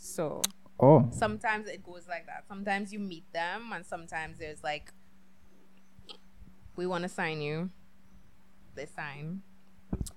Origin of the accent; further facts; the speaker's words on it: Trinidad & Tobago; there was a whole group of 28 models and we're all from Trinidad